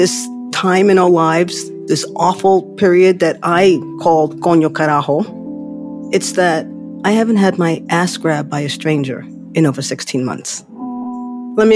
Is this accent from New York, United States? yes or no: yes; New York City, New York, United States; I'm from the Bronx